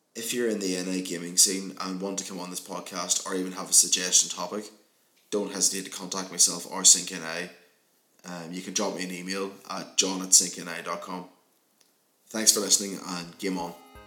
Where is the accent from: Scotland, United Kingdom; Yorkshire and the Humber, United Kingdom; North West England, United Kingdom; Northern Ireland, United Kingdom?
Northern Ireland, United Kingdom; Armagh; my hometown Armagh